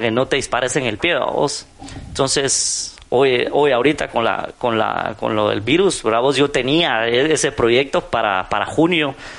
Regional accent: Guatemala; ya sabes cómo somos los chapines

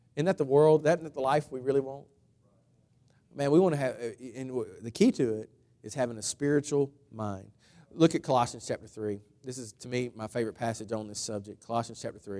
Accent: United States; I'm, I'm American, patriotic

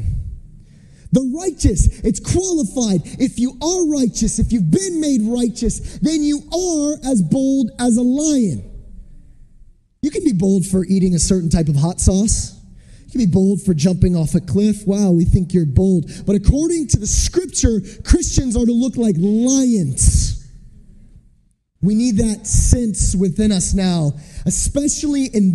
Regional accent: United States; I'm from America

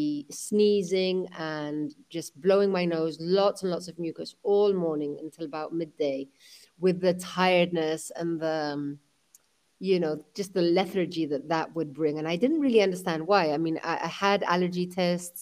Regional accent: London, United Kingdom; my mother is Spanish, my father was from Pakistan, I was born in London

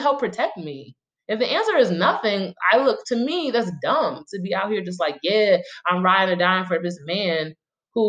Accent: New York City, New York, United States; I'm from Brooklyn

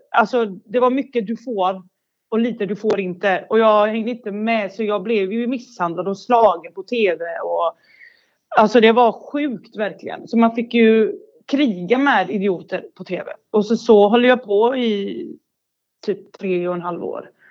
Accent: Bosnia & Herzegovina; now in Sweden; Jag kommer från Bosnien. Eh, och så kom jag till Sverige 94 eller 93 någonstans där.

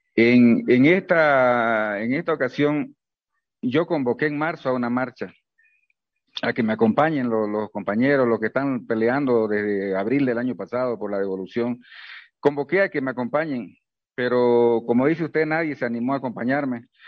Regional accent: Bolivia; como un boliviano más

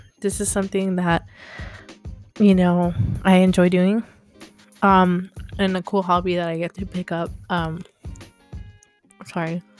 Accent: Texas, United States; moved away as an adult; now in Los Angeles, United States; I am from Texas.

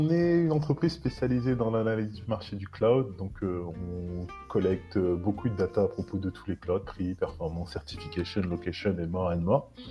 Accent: France; où on se dit mais moi je suis français, pourquoi est-ce que je vais prendre une VM en Indonésie ou en Inde ou en Corée

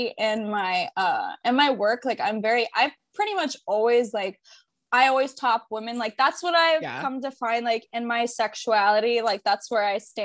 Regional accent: Tampa, Florida, United States; I'm born and raised in Tampa.

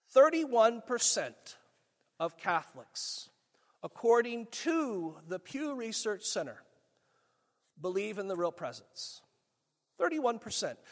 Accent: Springfield, Missouri, United States; I grew up in Springfield.

